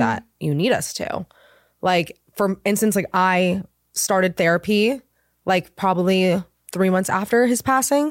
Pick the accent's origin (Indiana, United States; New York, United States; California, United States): California, United States; Laguna Beach; also born or lived in Los Angeles; I I'm from Laguna Beach